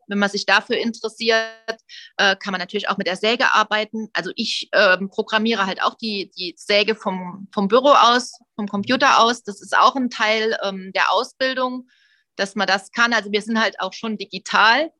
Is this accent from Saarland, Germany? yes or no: yes; Saarland, Germany; ich bin ja aus dem Saarland